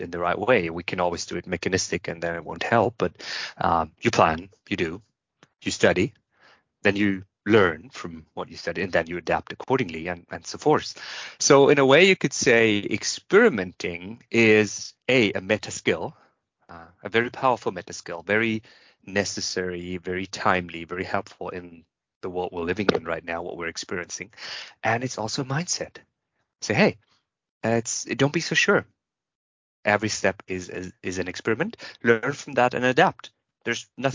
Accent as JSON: {"language": "English", "country": "Germany", "said": "I'm from Germany."}